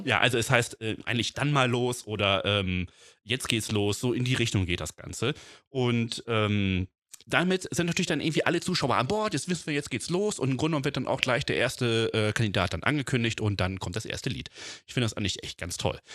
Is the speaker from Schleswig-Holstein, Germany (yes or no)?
yes; Flensburg, Schleswig-Holstein, Germany; ich bin halt auch in Flensburg geboren, Dänemark ganz nah dran.